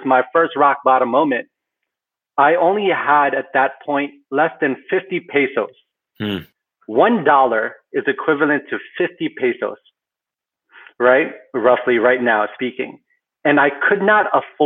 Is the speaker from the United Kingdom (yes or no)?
no; Philippines; moved away; also born or lived in Kuwait / Bronx, New York; I am a Filipino immigrant born in Kuwait, raised in the Philippines, and eventually immigrated to the Bronx, New York.